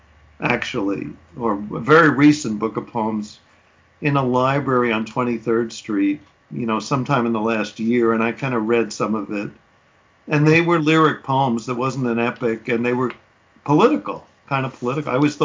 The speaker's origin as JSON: {"language": "English", "town": "New York City", "region": "New York", "country": "United States", "tie": "born or raised there", "said": "Because I grew up in Manhattan, I use the word house to mean apartment."}